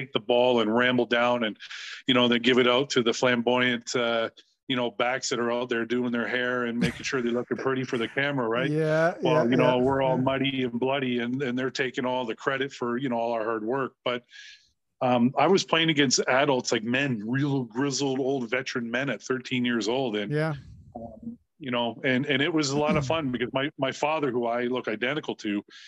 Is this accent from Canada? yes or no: yes; Brantford, Ontario, Canada; moved away as an adult; now in Burlington, Canada; born and raised in Brantford, but I live in Burlington.